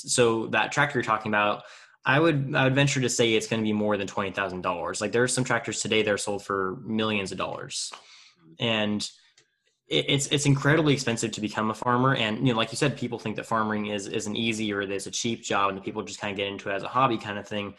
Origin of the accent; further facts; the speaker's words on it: Tulare, California, United States; in my hometown of Tulare, California